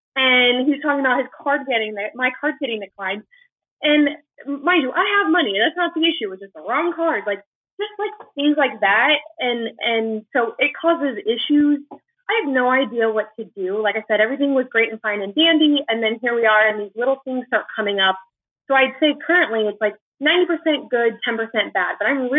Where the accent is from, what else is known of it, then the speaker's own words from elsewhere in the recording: Orlando, Florida, United States; I am 24 and I'm from Orlando, Florida.